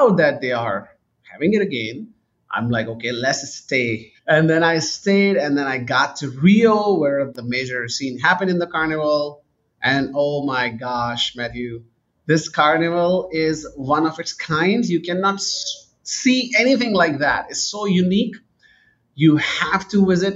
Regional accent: Karachi, Sindh, Pakistan; moved away as an adult; also born or lived in United Kingdom / Canada; Pakistan is a very interesting place. I grew up there

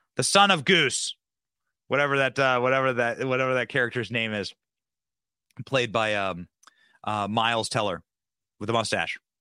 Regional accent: Cedar Rapids, Iowa, United States; moved away; my hometown in Cedar Rapids, Iowa

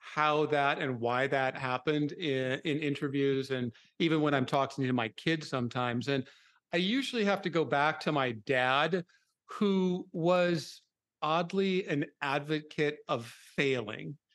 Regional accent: Minnesota, United States; I grew up in Minnesota

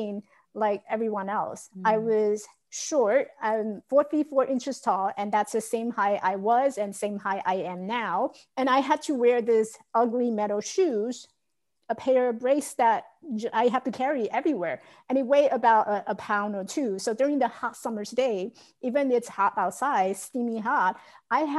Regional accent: Taiwan; I grew up in Taiwan, so we had a lot of rice field, open field that you can run and chase each other.

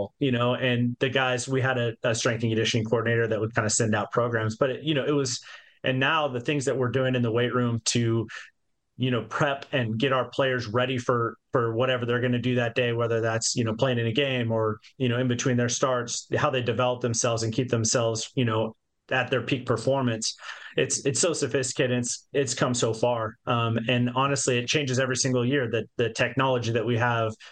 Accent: Yakima, Washington, United States; I grew up in Yakima, Washington, right there in South Central Washington.

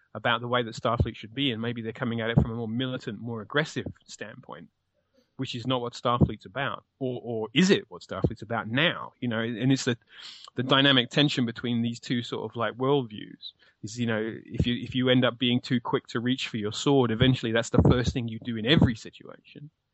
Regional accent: United Kingdom

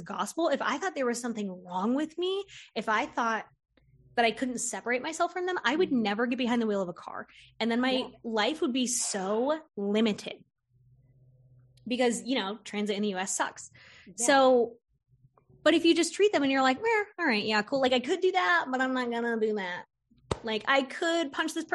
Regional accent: Florida, United States; I grew up in Florida

